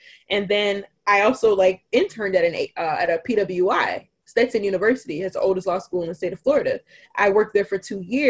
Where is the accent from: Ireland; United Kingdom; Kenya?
United Kingdom; born there; No, I was born in the United Kingdom.